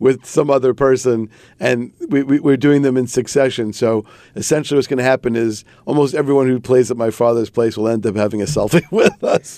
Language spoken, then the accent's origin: English; New York City, New York, United States; I grew up in Whitestone